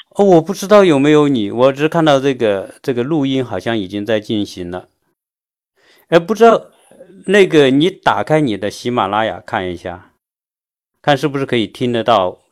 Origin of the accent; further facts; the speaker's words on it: China; now in United States; 我作为一个中国人